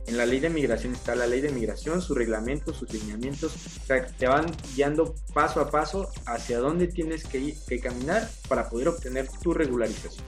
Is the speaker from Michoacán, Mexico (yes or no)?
yes; Michoacán, Mexico; now in Querétaro, Mexico; Yo propiamente soy, por ejemplo, de Michoacán